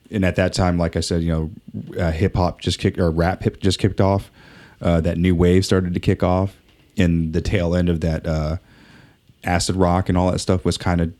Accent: Southern California, United States; growing up in Southern California at that time.

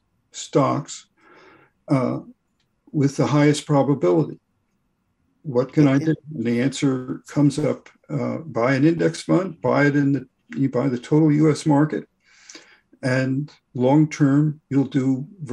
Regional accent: Boston, Massachusetts, United States; I'm from Boston.

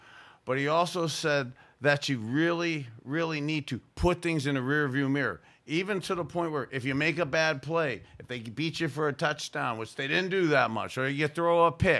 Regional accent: Youngstown, Ohio, United States; As a little boy growing up in Youngstown, to have been able to go to Cleveland Municipal Stadium as a junior high school guy

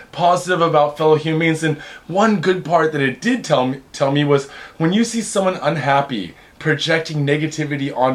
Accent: Seattle, Washington, United States; I'm from Seattle

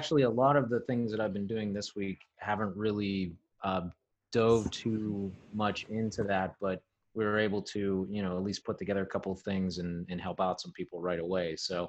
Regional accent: Pittsburgh, Pennsylvania, United States; I grew up in Pittsburgh, been living in Pittsburgh, lived outside of the Pittsburgh area, kind of east of the city.

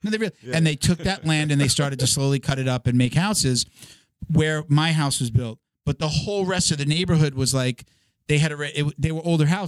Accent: Medford, New York, United States; I grew up like an hour outside of the city in an area called Medford, Most people know Patchogue. I grew up in Medford. And like next to my house was a good like almost acre of just woods.

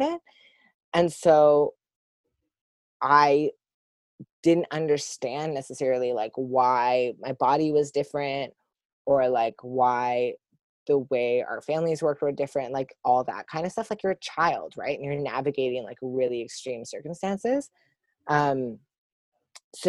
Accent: Sudbury, Ontario, Canada; moved away as an adult; also born or lived in Toronto area; I grew up in Sudbury, Ontario, which is like 5 hours north from here

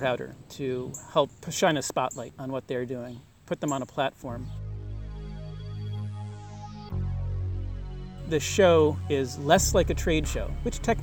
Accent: Providence, Rhode Island, United States; I'm from Providence, Rhode Island

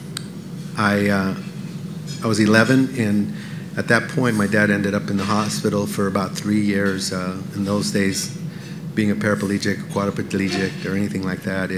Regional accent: Los Angeles, California, United States; moved away as an adult; also born or lived in Venezuela / Cuba / Las Vegas; now in Franklin, United States; I grew up in Los Angeles

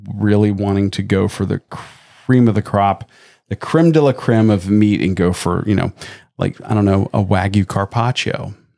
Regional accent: Tampa, Florida, United States; growing up in Tampa

